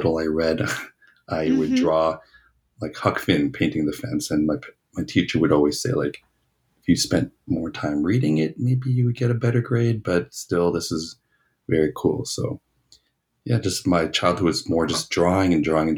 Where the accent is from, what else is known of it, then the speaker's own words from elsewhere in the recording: Toronto, Ontario, Canada; now in Winnipeg, Canada; I'm originally from Toronto